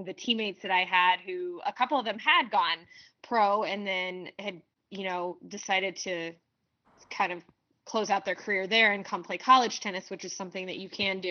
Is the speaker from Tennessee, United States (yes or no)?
no; north of Indianapolis, United States; moved away as an adult; also born or lived in Columbia, Missouri; I grew up in the Midwest, just north of Indianapolis